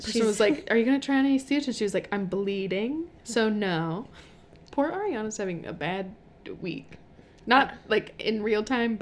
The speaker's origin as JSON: {"language": "English", "region": "Colorado", "country": "United States", "tie": "born or raised there", "moved": "yes", "lives_now": "Midwest, United States", "said": "I grew up in Colorado, first of all."}